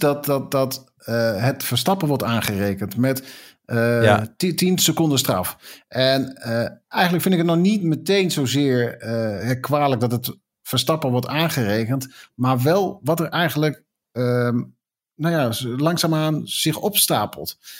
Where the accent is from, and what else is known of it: Netherlands